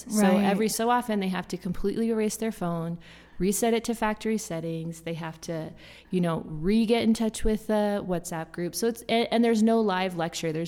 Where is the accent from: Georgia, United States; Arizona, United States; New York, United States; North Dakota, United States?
North Dakota, United States; Fargo; moved away as an adult; I'm from Fargo, North Dakota